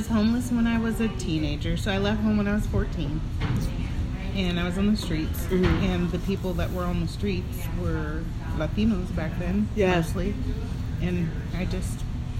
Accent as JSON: {"language": "English", "town": "Eugene", "region": "Oregon", "country": "United States", "tie": "born or raised there", "also_born_or_lived": "Washington, D.C.", "said": "I was born in DC, but my mom brought me over here when I was like, what, two?"}